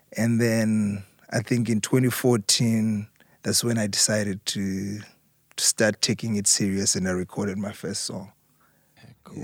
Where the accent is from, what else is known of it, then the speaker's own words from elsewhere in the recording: Harare, Zimbabwe; moved away as an adult; growing up in Zimbabwe, being raised in Zimbabwe, and then coming overseas